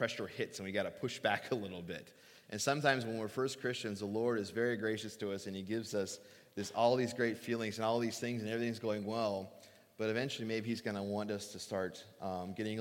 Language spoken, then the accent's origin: English; Phoenix, Arizona, United States; moved away; I grew up in Phoenix. I grew up in the desert